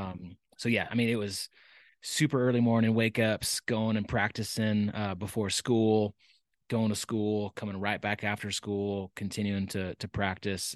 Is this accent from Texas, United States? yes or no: yes; Dallas, Texas, United States; I was born and raised in Texas. Um, pr-, proud Texan. Um, but, uh, I, I, I was born in Dallas and, uh, grew up there